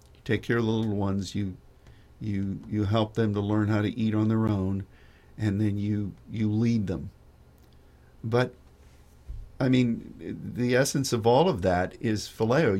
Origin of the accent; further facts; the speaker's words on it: United States; as an American